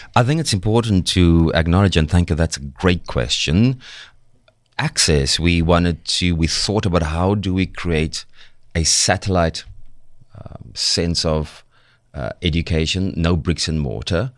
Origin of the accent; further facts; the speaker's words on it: Cape Town, Western Cape, South Africa; accent: thick Cape Flat slash Joburg North; I'm from the Cape Flats.